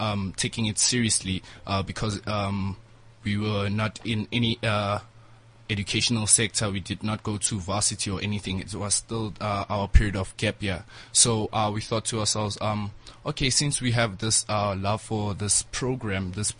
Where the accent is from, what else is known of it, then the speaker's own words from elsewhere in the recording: Soweto, Gauteng, South Africa; I grew up in Soweto